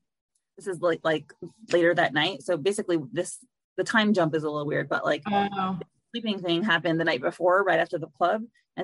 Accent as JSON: {"language": "English", "town": "New York City", "region": "New York", "country": "United States", "tie": "born or raised there", "said": "I grew up in Brooklyn"}